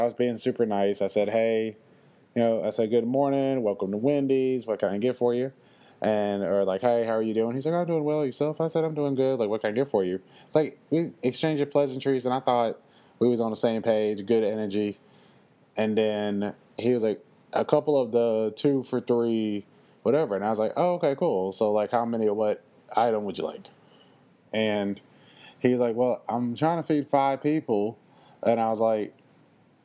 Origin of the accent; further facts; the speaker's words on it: Louisville, Kentucky, United States; I am from Louisville. And it's just the way I was raised